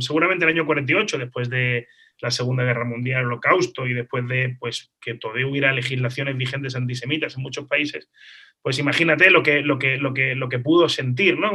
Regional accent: Málaga, Andalusia, Spain; moved away as an adult; also born or lived in Israel; yo soy nacido en Málaga, nacido en España

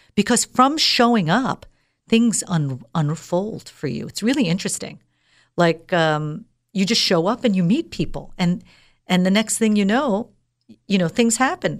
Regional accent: United States; moved away as an adult; also born or lived in Dubai; I'm an American girl, born and raised here

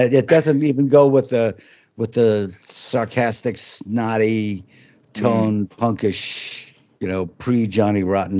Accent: Midwest, United States; I'm from the Midwest

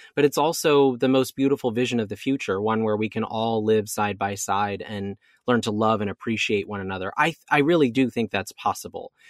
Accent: Oregon, United States; moved away as an adult; now in Orlando, United States; my home state of Oregon

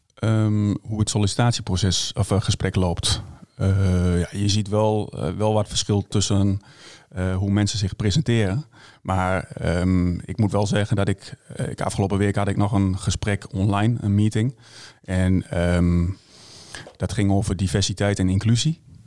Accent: Hengelo, Overijssel, Netherlands; ik kom uit Hengelo

